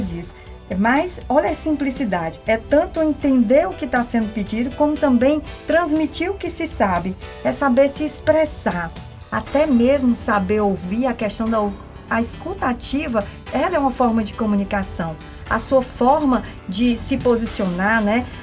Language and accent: Portuguese; Northeast Region, Brazil; nós que somos aqui do Nordeste